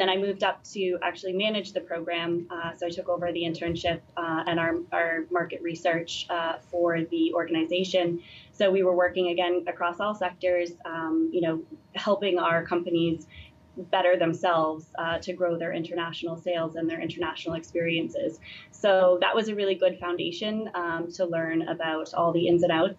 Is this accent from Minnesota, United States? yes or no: no; Maine, United States; moved away; my home state of Maine